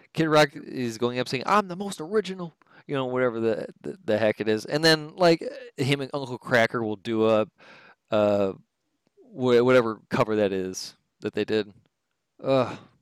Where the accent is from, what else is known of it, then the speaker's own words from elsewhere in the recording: Detroit, Michigan, United States; I'm from Detroit